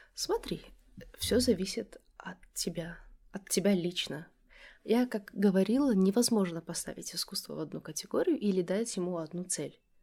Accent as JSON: {"language": "Russian", "town": "Dushanbe", "country": "Tajikistan", "tie": "born or raised there", "also_born_or_lived": "United States / Europe", "moved": "as an adult", "said": "Я родилась и выросла в Душанбе"}